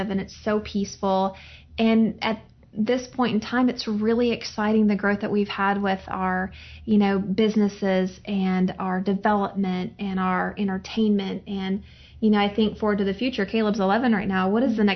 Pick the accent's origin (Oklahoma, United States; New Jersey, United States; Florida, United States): Oklahoma, United States; born or raised there; also born or lived in Yuma, Arizona